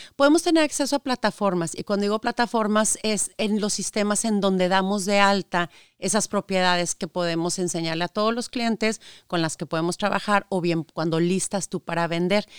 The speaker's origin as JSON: {"language": "Spanish", "town": "Saltillo", "region": "Coahuila", "country": "Mexico", "tie": "born or raised there", "also_born_or_lived": "Monterrey, Mexico", "moved": "as an adult", "lives_now": "United States", "said": "Yo soy de la ciudad de Saltillo, Coahuila, el norte de México. Este, nací, estudié allá"}